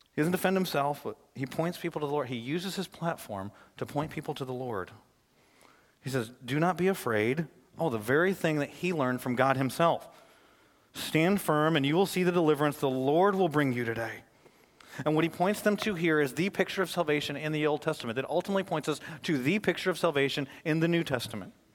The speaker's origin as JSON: {"language": "English", "town": "Flint", "region": "Michigan", "country": "United States", "tie": "born or raised there", "said": "I was born and raised in Flint, Michigan"}